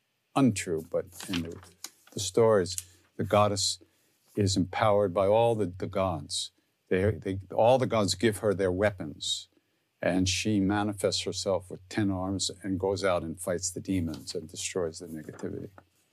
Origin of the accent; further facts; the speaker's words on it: New York, United States; because I'm from Long Island, so I sing like I'm from Long Island.